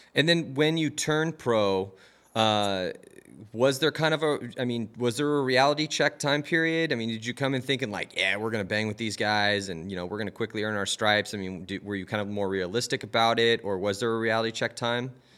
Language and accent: English; California, United States; I was from California